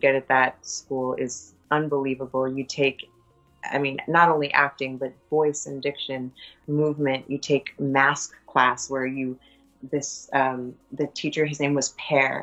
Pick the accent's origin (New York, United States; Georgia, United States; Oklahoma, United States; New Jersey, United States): New York, United States; I'm also from New York